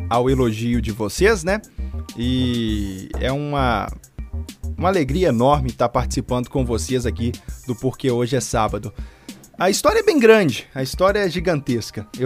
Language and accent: Portuguese; Brumadinho, Minas Gerais, Brazil; eu sou do interior de Brumadinho, de um povoado pequeno que se chama Colégio. Uma estradinha de terra, tal, pouquinhas casinhas.